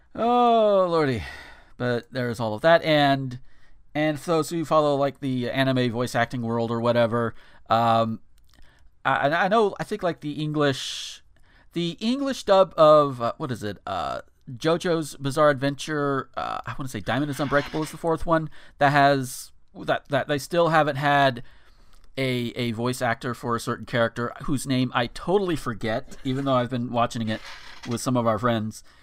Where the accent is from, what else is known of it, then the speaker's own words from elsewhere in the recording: the South, United States; I'm from the South. I live in a rural area